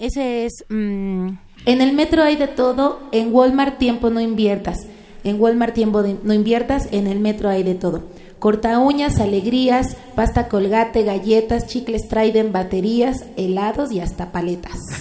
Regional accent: Mexico City, Mexico; Yo nací en la ciudad, sí, nací aquí

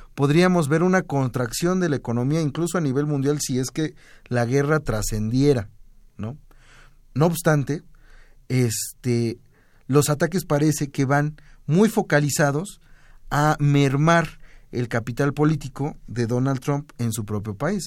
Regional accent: Mexico

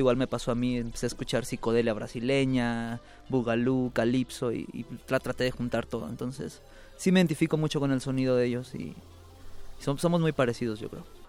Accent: Los Angeles, California, United States; moved away as an adult; also born or lived in Guadalajara, Jalisco, Mexico; now in Mexico; nací en Guadalajara, Guadalajara, Jalisco, y me fui a los 10 años a vivir a Los Ángeles, Los Ángeles, California. Viví toda mi vida, crecí allá

